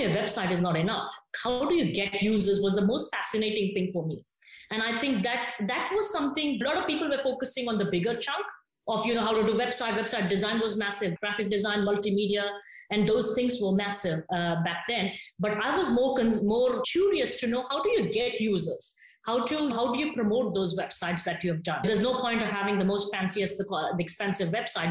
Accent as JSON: {"language": "English", "town": "Hyderabad", "region": "Telangana", "country": "India", "moved": "as an adult", "said": "I'm from Hyderabad originally, from South India"}